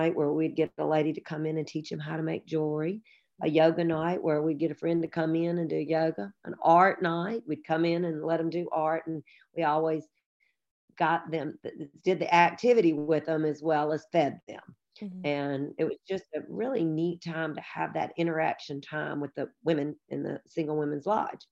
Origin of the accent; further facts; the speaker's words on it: Tupelo, Mississippi, United States; now in Memphis, United States; I grew up in Tupelo, Mississippi